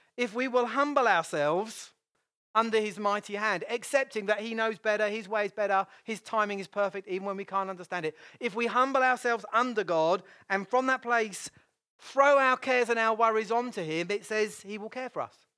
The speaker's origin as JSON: {"language": "English", "country": "United Kingdom", "said": "I'm British"}